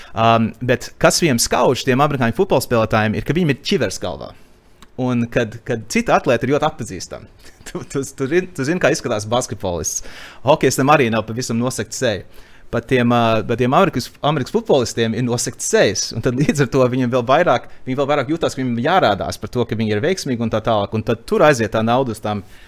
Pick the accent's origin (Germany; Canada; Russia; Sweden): Canada; now in Latvia; es dzimu Latviešu ģimenē Kanādā un nodzīvoju savu, savu pirmo dzīves posmu Kanādā